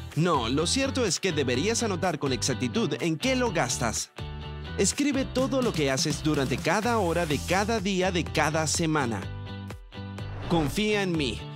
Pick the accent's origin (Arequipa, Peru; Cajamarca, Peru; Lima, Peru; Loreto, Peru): Lima, Peru; moved away as an adult; also born or lived in Miami, United States; now in Virginia, United States; yo soy de Lima, Perú. Me mudé aquí a Estados Unidos hace dos años